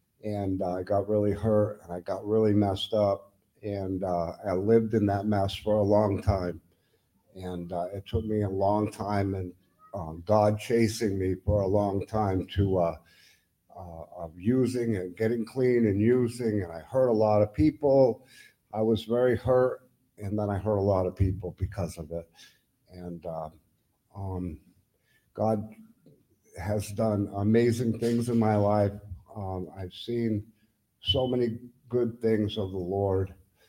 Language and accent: English; Lindenville, Vermont, United States; I'm from Lindenville, Vermont. I'm 60 years old, almost 61